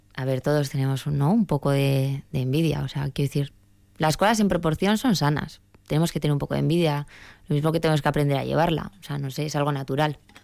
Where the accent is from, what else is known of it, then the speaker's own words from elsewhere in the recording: Basque Country, Spain; yo me siento vasca, yo sí me definiría así.